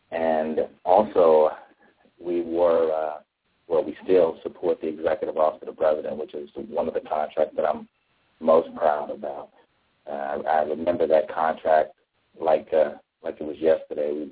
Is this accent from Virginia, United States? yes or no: yes; Arlington, Virginia, United States; I grew up in Arlington, Virginia.